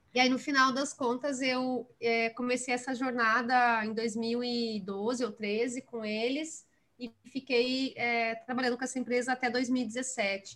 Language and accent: Portuguese; Santa Maria, Rio Grande do Sul, Brazil; moved away as an adult; now in São Paulo, Brazil; eu nasci em Santa Maria, no Rio Grande do Sul, é, cresci em Santa Maria